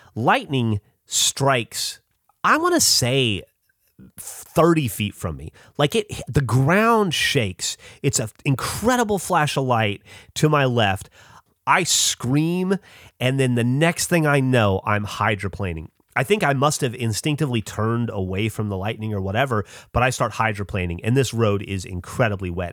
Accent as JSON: {"language": "English", "region": "the South", "country": "United States", "tie": "born or raised there", "said": "growing up in the South"}